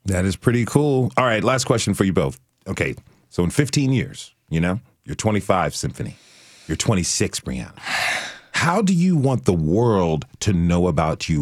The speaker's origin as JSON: {"language": "English", "town": "Trenton", "region": "New Jersey", "country": "United States", "tie": "born or raised there", "said": "I was born in Trenton"}